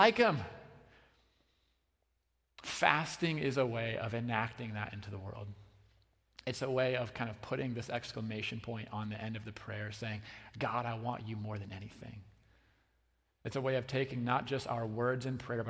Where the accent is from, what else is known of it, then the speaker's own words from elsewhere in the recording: United States; American Christians